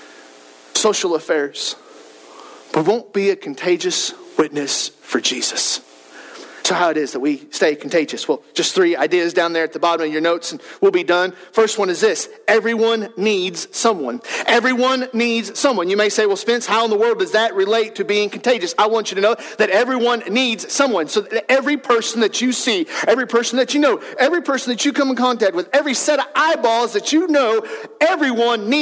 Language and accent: English; Wellston, United States; moved away as an adult; growing up in Wellston, leaving Wellston for a season of life, coming back